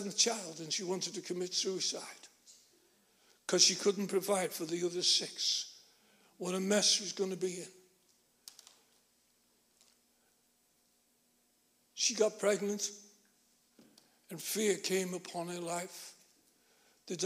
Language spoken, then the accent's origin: English; Liverpool, North West England, United Kingdom; Born and bred in Liverpool